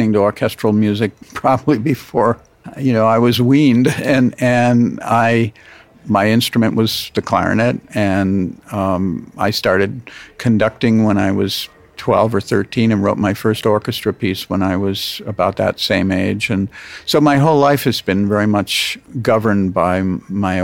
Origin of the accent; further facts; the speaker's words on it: United States; my life as an American